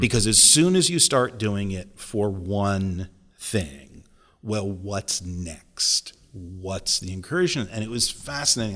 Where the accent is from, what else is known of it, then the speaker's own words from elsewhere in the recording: near Waterbury, Connecticut, United States; I was from Connecticut. I grew up near Waterbury